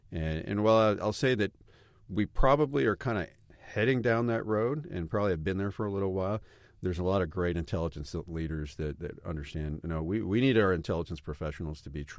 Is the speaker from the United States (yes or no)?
no; Stuttgart, Baden-Württemberg, Germany; I grew up in Stuttgart, and my children were able to live in Germany as well.